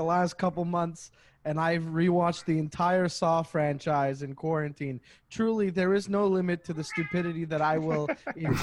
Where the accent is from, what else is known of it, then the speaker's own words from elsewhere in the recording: Canada; me being Canadian